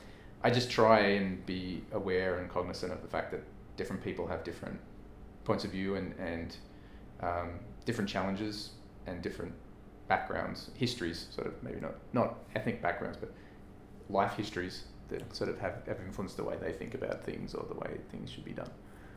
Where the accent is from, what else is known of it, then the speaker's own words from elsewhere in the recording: Australia; now in United States; I mean, I came from Australia to the US.